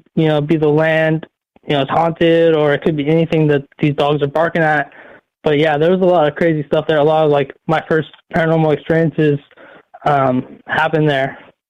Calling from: Oregon, United States; from Oregon.

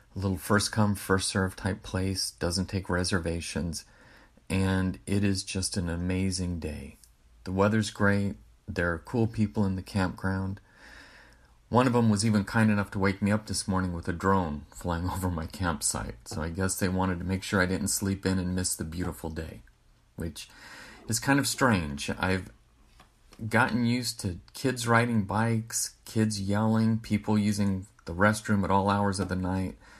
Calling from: Fresno, California, United States; from Fresno, California, and I'm calling you from Red Rock Canyon.

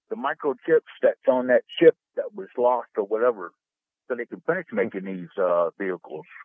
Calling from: Sarasota, Florida, United States; Morning, Captain. My driver, Mike, in Sarasota.

